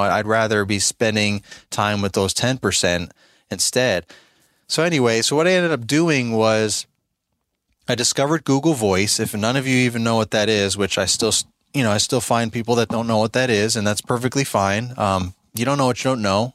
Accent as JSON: {"language": "English", "region": "New York", "country": "United States", "moved": "yes", "lives_now": "Virginia, United States", "said": "I'm originally from New York State, and now I live in Virginia"}